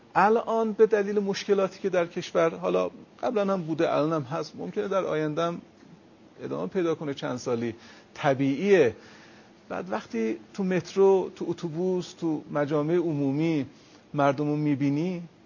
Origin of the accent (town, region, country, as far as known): Iran